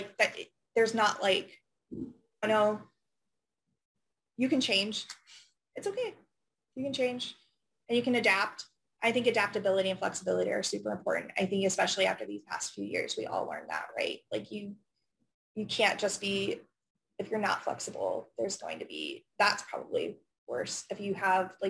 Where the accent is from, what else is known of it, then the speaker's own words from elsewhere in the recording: Findlay, Ohio, United States; I grew up in Findlay.